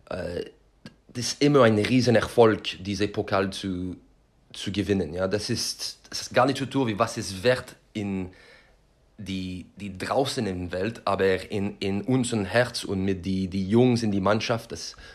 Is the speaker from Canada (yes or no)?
yes; Quebec, Canada; German is a second language; das erinnert mich an, an meine Heimat ähm, in Quebec.